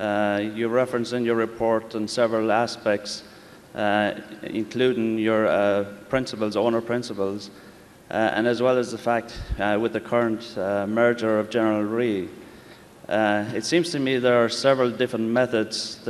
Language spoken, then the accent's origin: English; County Kerry, Ireland; I come from County Kerry in Ireland.